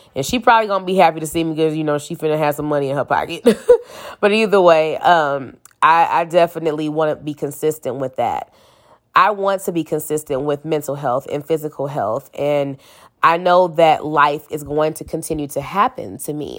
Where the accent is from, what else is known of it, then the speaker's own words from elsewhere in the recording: St. Louis, Missouri, United States; I'm from Saint Louis, Missouri, still live here